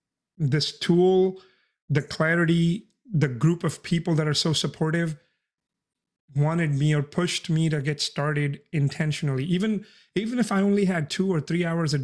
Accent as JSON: {"language": "English", "country": "India", "moved": "as an adult", "lives_now": "San Antonio, United States", "said": "I'm an immigrant. I came from India when I turned 18"}